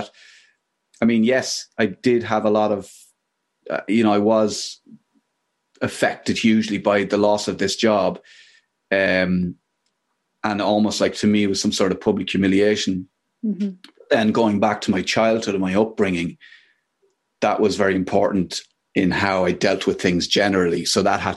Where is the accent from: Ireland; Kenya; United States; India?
Ireland; there was a lot of domestic violence growing up in Ireland